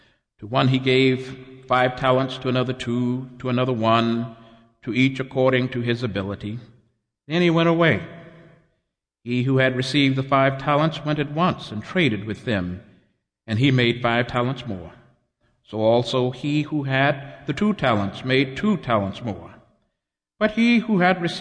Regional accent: Texas, United States; my home state of Texas

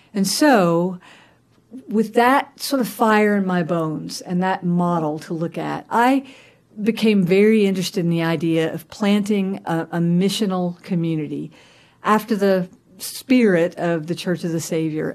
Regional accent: Augusta, Georgia, United States; I was born and raised in Augusta, Georgia

